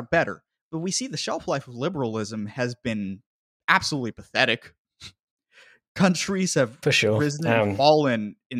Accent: United States; as an American, I am a Euromutt.

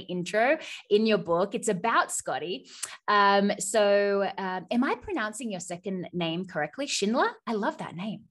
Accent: Australia; accent: Australian; now in United States; I'm Australian, but I live in the U S

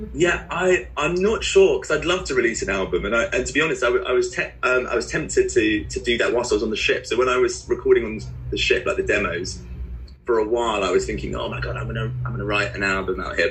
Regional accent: Guildford, South East England, United Kingdom; moved away as an adult; now in Bristol, United Kingdom; I grew up in in Guildford, so that's where I went to school.

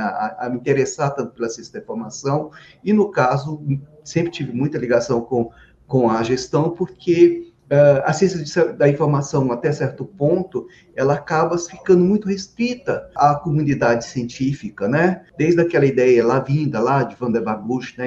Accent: Anápolis, Goiás, Brazil; now in Brasília, Brazil; eu sou goiano. Eu nasci em Anápolis, interior de Goiás apesar da família toda ser do interior de São Paulo, mas vieram para Goiás e eu sou, eu sou de Anápolis

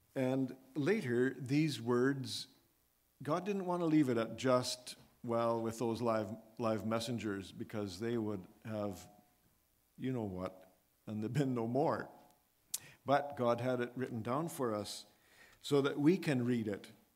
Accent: Edmonton, Alberta, Canada; growing up in the Edmonton, Alberta area

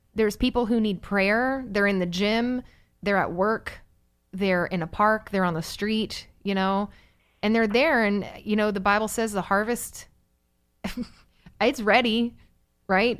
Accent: Virginia Beach, Virginia, United States; We grew up in Virginia Beach.

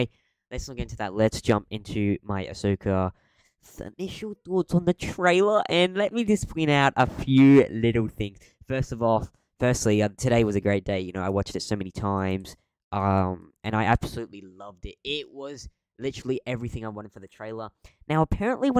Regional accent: Australia; I'm Aussie

